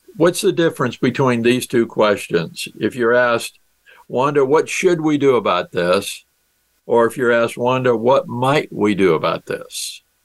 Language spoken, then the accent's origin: English; South Dakota, United States; my home state is South Dakota and I'm a farm boy from South Dakota.